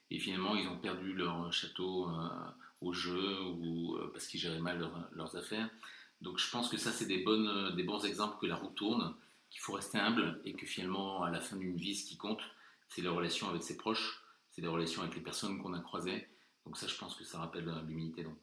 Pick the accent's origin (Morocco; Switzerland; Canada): Morocco; born there; comme je suis né au Maroc et que j'ai eu la chance de voyager avec mon père qui était militaire à Madagascar et en Afrique du Sud